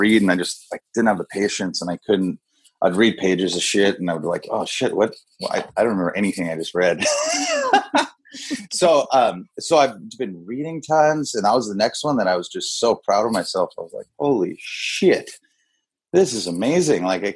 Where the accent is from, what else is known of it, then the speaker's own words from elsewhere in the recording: Kona, Hawaii, United States; moved away as an adult; also born or lived in San Diego; all my boys I grew up with that we grew up drinking together. You know what I mean? That's like, like, that's just what we did as the boys in Kona